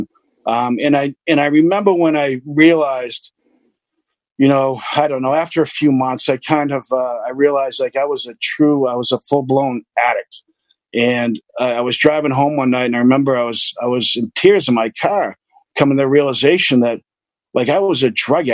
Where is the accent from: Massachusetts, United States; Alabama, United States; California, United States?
Massachusetts, United States; Needham; I'm a Needham kid. I grew up in Needham, Mass.